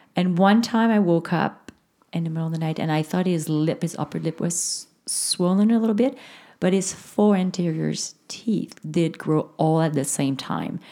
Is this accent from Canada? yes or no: yes; Canada; first language French; English is a second language; it's a French Canadian thing or if it's because English is my second language